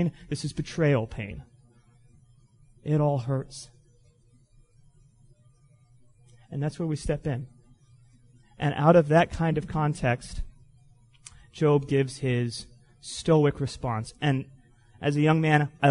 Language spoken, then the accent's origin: English; Florida, United States; I grew up in Florida